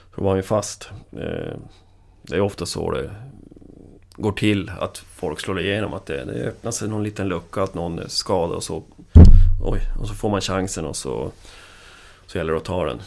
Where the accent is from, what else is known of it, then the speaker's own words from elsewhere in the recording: Piteå, Norrbotten County, Sweden; jag är från Piteå